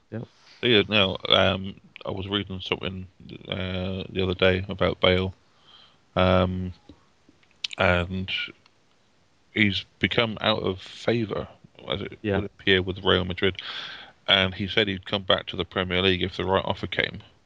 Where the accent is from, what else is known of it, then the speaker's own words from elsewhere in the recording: United Kingdom; as a Brit